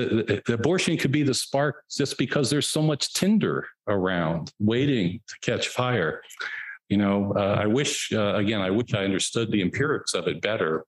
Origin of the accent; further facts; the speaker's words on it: Texas, United States; In my home state, the urban areas, Texas, Dallas, Houston, Austin, San Antonio, El Paso, maybe a few Fort Worth, a few other places.